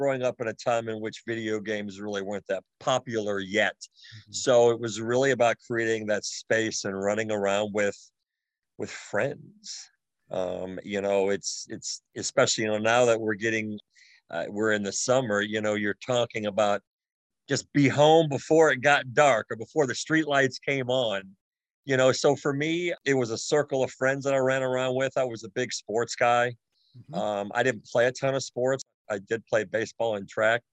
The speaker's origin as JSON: {"language": "English", "town": "Cleveland", "region": "Ohio", "country": "United States", "tie": "born or raised there", "moved": "as an adult", "lives_now": "Louisville, United States", "said": "I spent actually my entire childhood in Cleveland, graduated from high school"}